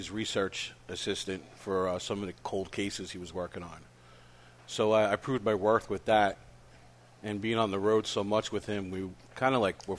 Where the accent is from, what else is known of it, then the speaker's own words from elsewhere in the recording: Brooklyn, New York, United States; accent: Brooklyn; growing up in Brooklyn.